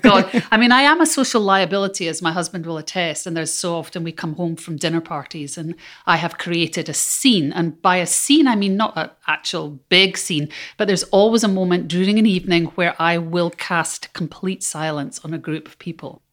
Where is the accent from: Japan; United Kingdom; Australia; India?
United Kingdom; Scotland; as a Scot. I come from a tiny island